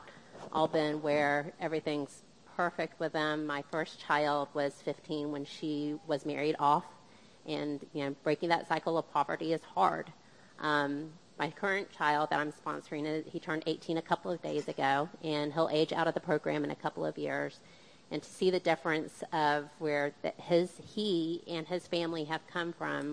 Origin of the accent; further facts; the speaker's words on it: United States; My parents were from the Philippines, and I was born here in the States